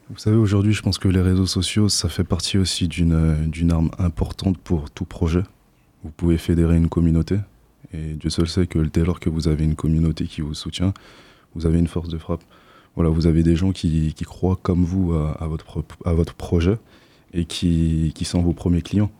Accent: French Guiana; moved away as an adult; now in Poitiers, France; je ne viens pas d'ici je viens de Guyane, en Amérique du Sud.

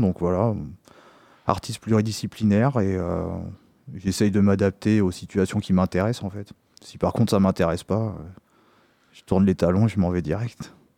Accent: Poitiers, Nouvelle-Aquitaine, France; je suis originaire de Poitiers

